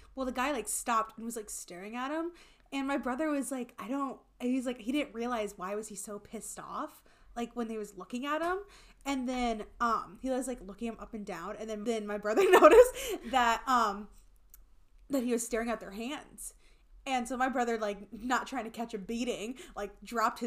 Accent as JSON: {"language": "English", "region": "Iowa", "country": "United States", "said": "We are from Iowa."}